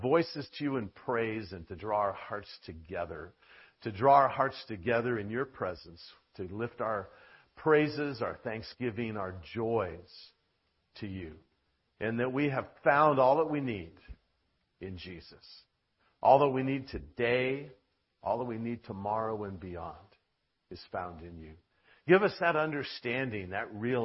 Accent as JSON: {"language": "English", "town": "Long Beach", "region": "California", "country": "United States", "tie": "born or raised there", "said": "one of my friends I grew up with in the Long Beach Church"}